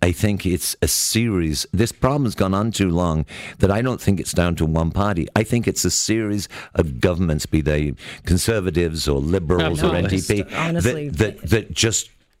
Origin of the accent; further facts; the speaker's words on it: Canada; as Canadians